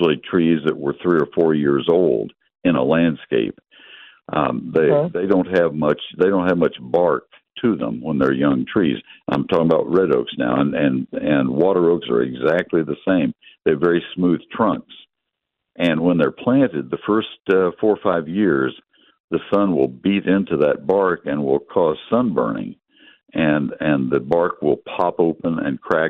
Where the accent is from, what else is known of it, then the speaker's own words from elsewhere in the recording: College Station, Texas, United States; I grew up in College Station, and we had water oaks there.